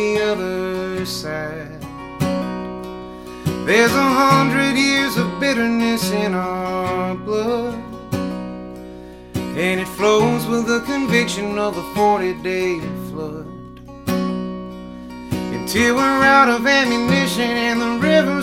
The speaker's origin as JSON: {"language": "English", "region": "the South", "country": "United States", "tie": "born or raised there", "said": "I was born and raised in the South, and I love it here"}